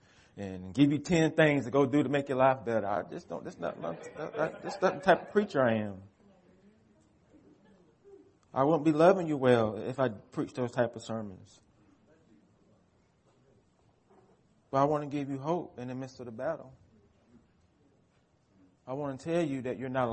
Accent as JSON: {"language": "English", "country": "United States", "said": "American Christians"}